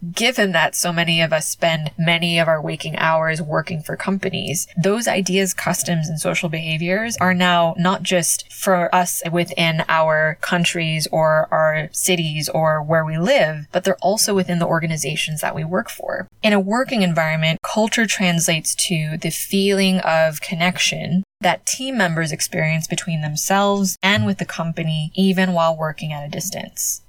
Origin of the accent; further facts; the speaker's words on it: United States; moved away as an adult; now in Spain; as a Filipino American, as a daughter of immigrants